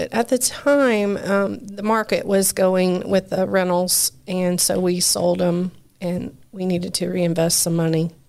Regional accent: Richmond, United States; also born or lived in Chicago; I grew up in Richmond.

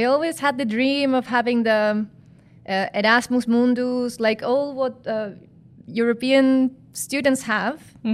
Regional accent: Chile; moved away as an adult; now in Netherlands; I come from Chile, I come from South America

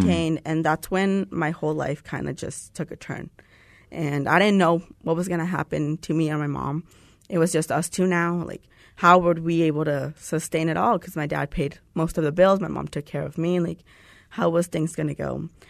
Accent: Tucson, Arizona, United States; moved away as an adult; now in Phoenix, United States; I'm from Tucson

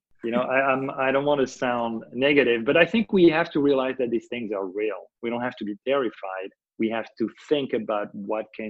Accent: France; when I was a kid growing up in France

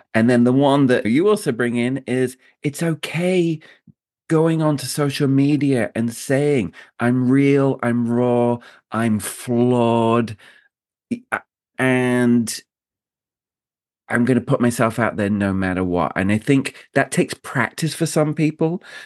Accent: United Kingdom; I'm a Brit

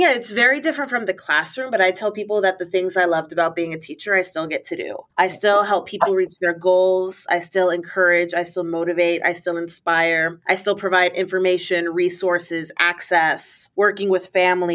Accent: Puerto Rico; moved away as an adult; I'm from Puerto Rico

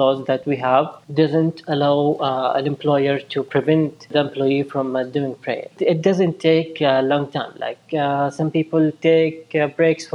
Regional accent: Mecca, Makkah Province, Saudi Arabia; moved away as an adult; now in Eastern Province, Saudi Arabia; Originally, I'm from Mecca. I was born and raised there.

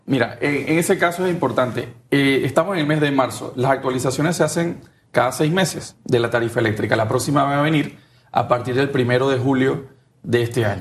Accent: Panama; somos panameños

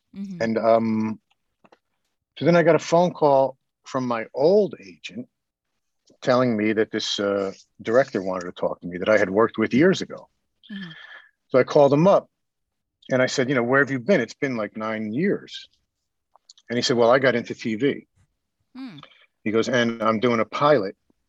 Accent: New Jersey, United States; also born or lived in New York

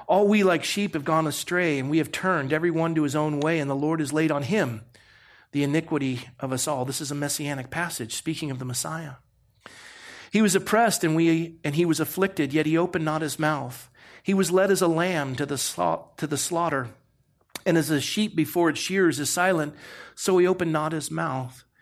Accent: Coronado, California, United States; You know, I grew up in Coronado.

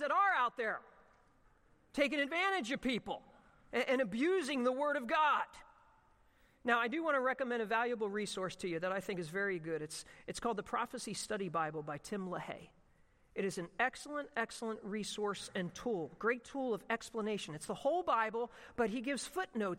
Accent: Ocean City, United States; growing up at the Atlantic Ocean where I grew up in Ocean City.

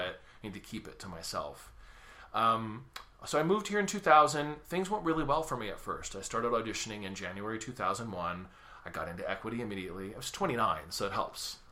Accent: Sacramento, California, United States; music Circus is in my hometown. That's Sacramento.

